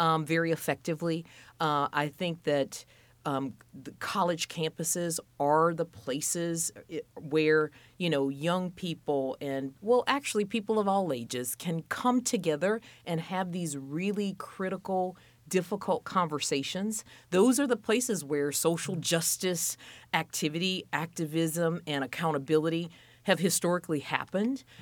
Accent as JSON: {"language": "English", "region": "Louisiana", "country": "United States", "tie": "born or raised there", "also_born_or_lived": "Minneapolis, Minnesota / Boston / Alabama / Mississippi", "moved": "as an adult", "lives_now": "Indianapolis, United States", "said": "fifteen years at Louisiana State University in my home state"}